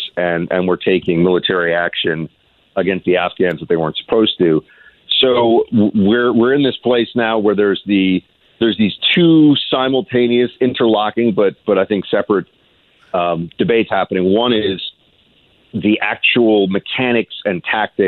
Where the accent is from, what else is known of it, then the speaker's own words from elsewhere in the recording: United States; I am an American